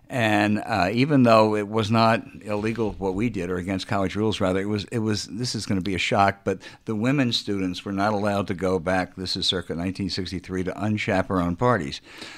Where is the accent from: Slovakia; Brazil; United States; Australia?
United States; Charlottesville, Virginia; born or raised there; moved away; also born or lived in Orange, Virginia / Boston / Washington